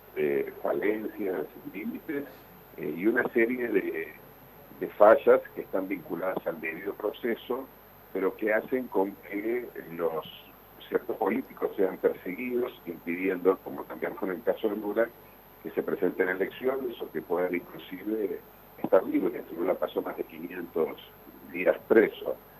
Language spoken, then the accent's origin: Spanish; Argentina; Nosotros como argentinos